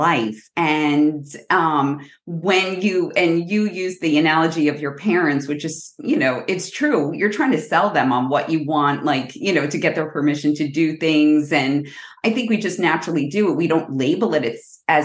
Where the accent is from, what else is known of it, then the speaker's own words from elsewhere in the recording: New Jersey, United States; moved away as an adult; also born or lived in Orlando area, Florida; now in Orlando, United States; I'm originally from New Jersey, but we moved down here about a year ago.